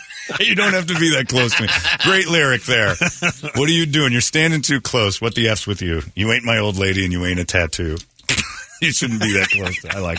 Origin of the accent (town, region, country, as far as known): Mesa, Arizona, United States; born or raised there